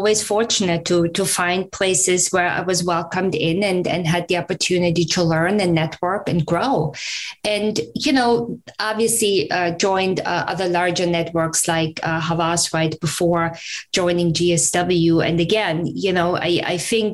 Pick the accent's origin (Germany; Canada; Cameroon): Germany; accent: German; English is a second language; moved away as an adult; now in United States; I'm originally from Germany. You might pick up the accent still.